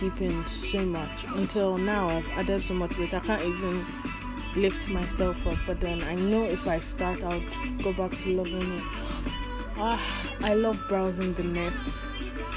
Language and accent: English; Delta, Nigeria; now in Lagos, Nigeria; I'm from Delta State. Yeah, Delta